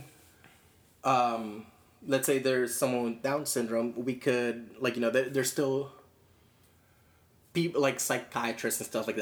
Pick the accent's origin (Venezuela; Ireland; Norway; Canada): Venezuela; now in United States; We come from Venezuela